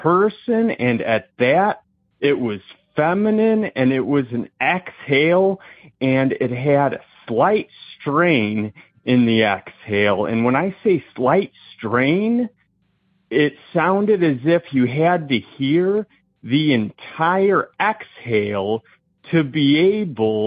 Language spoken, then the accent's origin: English; Indiana, United States; I'm from Indiana